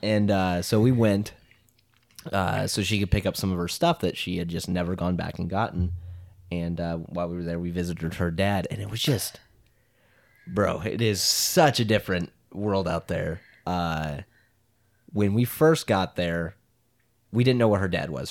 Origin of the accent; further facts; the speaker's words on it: Creston, Iowa, United States; I grew up in Creston, Iowa